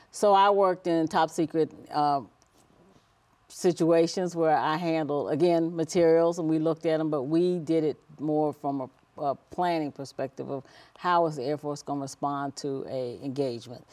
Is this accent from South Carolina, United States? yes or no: no; Washington, District of Columbia, United States; also born or lived in Heidelberg, Germany; grew up in the Washington, D C area, uh, went to school there, graduated from high school